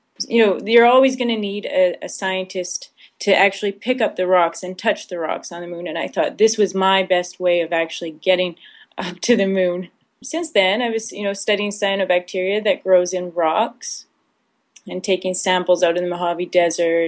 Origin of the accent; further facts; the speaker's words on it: Saskatchewan, Canada; I grew up in Saskatchewan